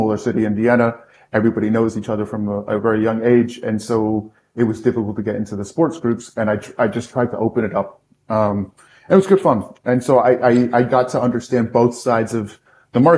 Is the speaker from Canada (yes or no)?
no; United Kingdom; also born or lived in United States; now in Austria; I am American, but grew up in the UK.